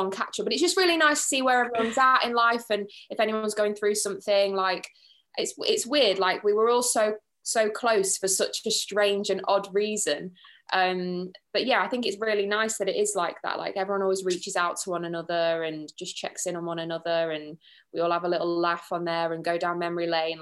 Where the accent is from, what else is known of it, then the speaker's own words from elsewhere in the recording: Grimsby, Yorkshire and the Humber, United Kingdom; I'm from Grimsby